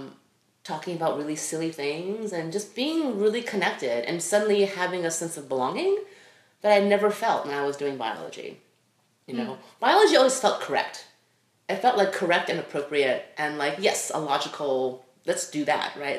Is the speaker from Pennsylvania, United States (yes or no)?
no; Los Angeles, California, United States; also born or lived in Taiwan; I grew up